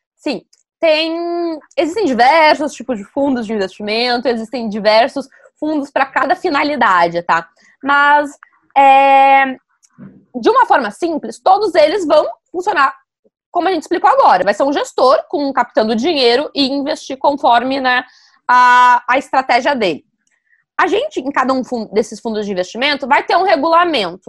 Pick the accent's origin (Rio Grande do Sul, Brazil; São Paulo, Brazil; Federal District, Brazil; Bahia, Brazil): Rio Grande do Sul, Brazil; Novo Hamburgo; moved away; Em Novo Hamburgo, a minha cidade natal